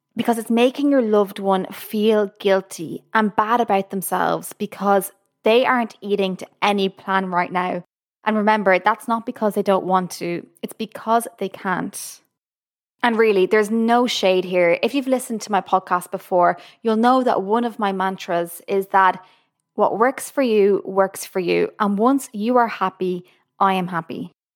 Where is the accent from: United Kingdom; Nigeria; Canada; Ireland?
Ireland; now in Boston, United States; I'm from Ireland, currently living in Boston, U S A.